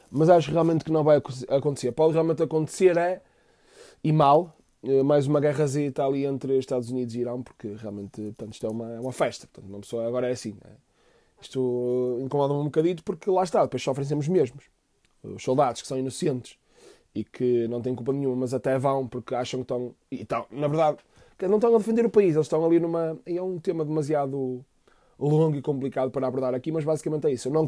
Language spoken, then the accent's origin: Portuguese; Fafe, Braga, Portugal; born there; Nasci em Faf meu pai é do Benfica, minha mãe é do Benfica